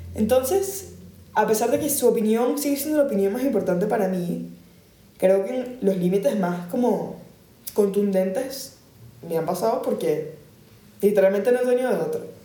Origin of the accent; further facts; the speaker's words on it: Caracas, Capital District, Venezuela; moved away; hasta que yo me fui de Caracas